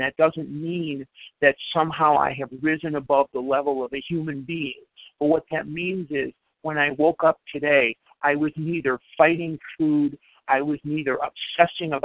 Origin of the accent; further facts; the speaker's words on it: Chicago, Illinois, United States; I grew up in Chicago